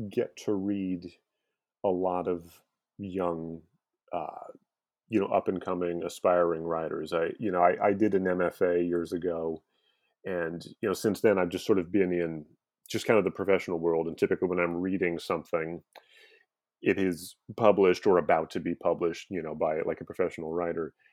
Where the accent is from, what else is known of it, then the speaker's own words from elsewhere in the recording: St. Louis, Missouri, United States; St. Louis, Missouri.